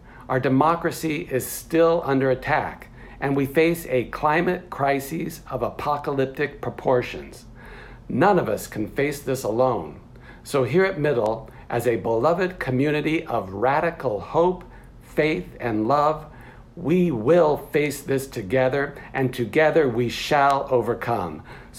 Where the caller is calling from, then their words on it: New York City, New York, United States; I'm zooming in from the Upper West Side in New York City.